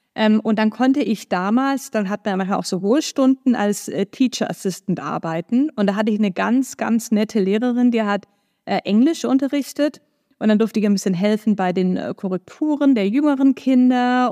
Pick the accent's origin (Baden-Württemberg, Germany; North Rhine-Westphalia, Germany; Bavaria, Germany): Baden-Württemberg, Germany; Stuttgart; moved away as an adult; also born or lived in Ulm / United States; now in Hamburg, Germany; Geboren bin ich in Stuttgart, wie man mir vielleicht auch anhört. Also aus Baden-Württemberg komme ich, bin da auch aufgewachsen